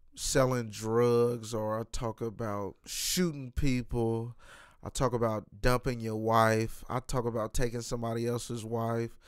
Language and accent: English; Kansas City, Missouri, United States; I'm from Kansas City, Missouri